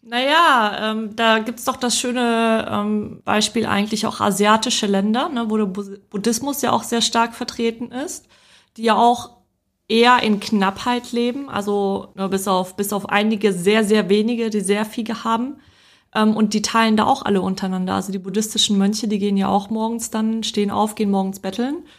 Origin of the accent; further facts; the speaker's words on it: Poland; moved away; ich bin ja in Polen geboren und aufgewachsen.